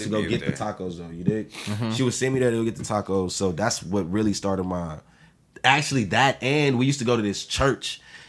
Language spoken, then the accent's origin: English; Austin, Texas, United States; So, I'm from the South Side, 04, Rab Glen, right off Blue Bonnet and South Lamar, you dig?